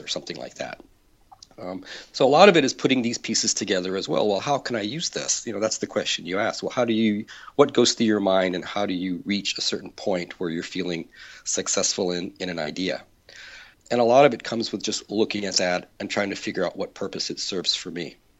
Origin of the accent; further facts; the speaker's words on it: Texas, United States; I'm from Texas.